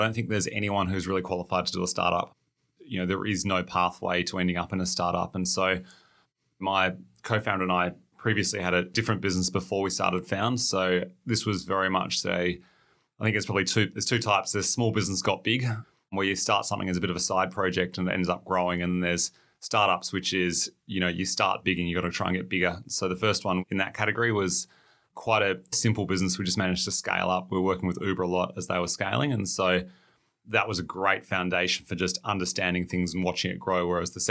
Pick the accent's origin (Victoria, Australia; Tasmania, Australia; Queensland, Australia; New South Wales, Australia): Tasmania, Australia; So I grew up in Tasmania, finished year 12 down there.